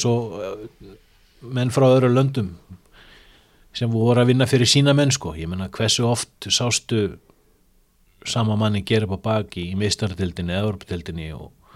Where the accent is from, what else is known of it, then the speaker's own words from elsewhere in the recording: Iceland; við erum frá Íslandi